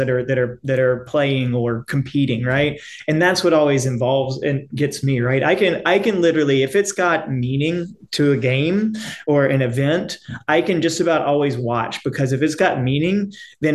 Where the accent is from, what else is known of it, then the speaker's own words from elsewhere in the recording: Jackson, Mississippi, United States; now in New Orleans, United States; I'm from Mississippi originally, Jackson